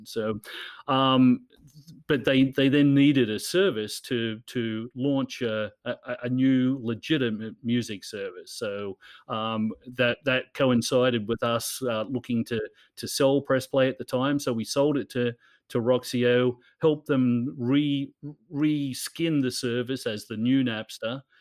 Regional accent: Newcastle, New South Wales, Australia; moved away as an adult; also born or lived in Los Angeles / Sydney / New York; my hometown in Newcastle in Australia

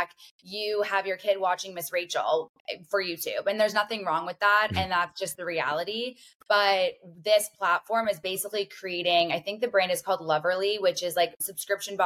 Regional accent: Canada; I am from Canada.

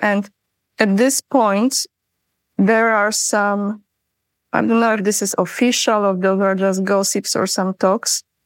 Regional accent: Poland; moved away as an adult; also born or lived in Sweden / United States; I was born in Poland. I'm originally from Poland

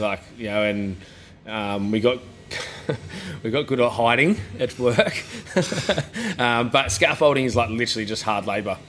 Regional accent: Coffs Harbour, New South Wales, Australia; also born or lived in Sydney; now in Gold Coast, Australia; I moved back to Coffs, was there for a week

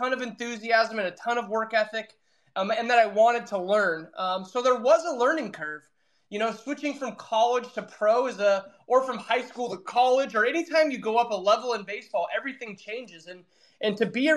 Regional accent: Reading, United States; there was only one other team in my hometown

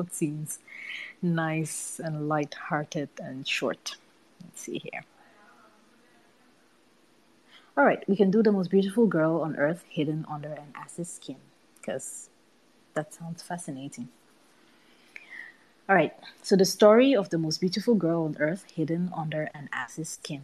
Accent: Cameroon; growing up in Cameroon

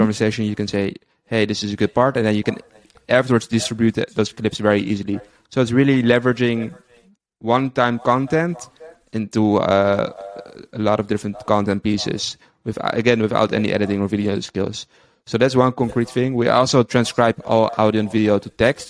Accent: Amsterdam, North Holland, Netherlands; moved away as an adult; now in Tel Aviv, Israel; originally from the Netherlands, uh, grew up in Amsterdam, and I've been living there all my life until five months ago. Moved to Israel, Tel Aviv

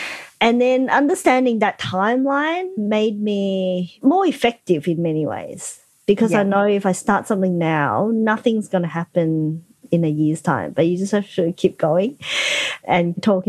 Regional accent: Hong Kong; well, I am because I'm from Hong Kong and nobody else is.

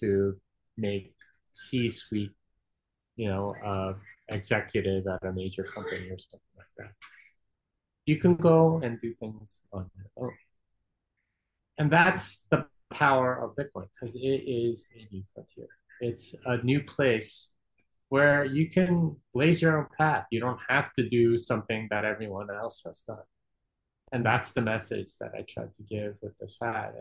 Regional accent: Texas, United States; I'm from Texas, and if you know anything about Texans, it's that they want you to know that they're from Texas

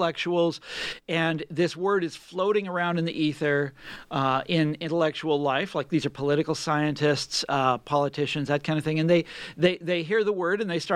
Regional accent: Kansas, United States; people from my home state

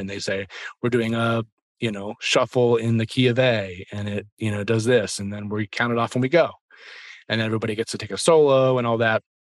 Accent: Washington, District of Columbia, United States; moved away as an adult; also born or lived in Nashville; I'm from the Washington, D C area, which is actually where I am right now.

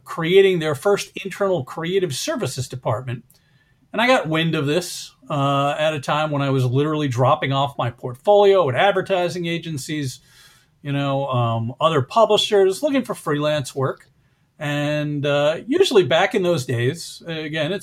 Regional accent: the New York area, United States; I grew up in the New York area

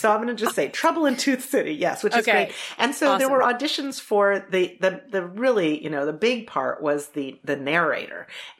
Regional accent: Charlottesville, Virginia, United States; And I'm growing up in Charlottesville, Virginia. So everybody legit has a Southern drawl, like me least of all.

